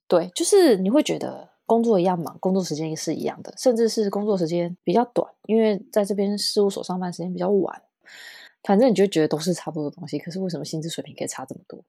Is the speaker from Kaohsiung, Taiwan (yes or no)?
no; Tainan, Taiwan; moved away as an adult; now in Beijing, China; 我是台南人嘛